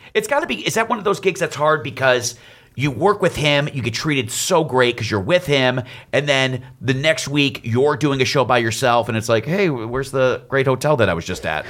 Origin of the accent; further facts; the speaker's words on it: Detroit, Michigan, United States; we're both from Detroit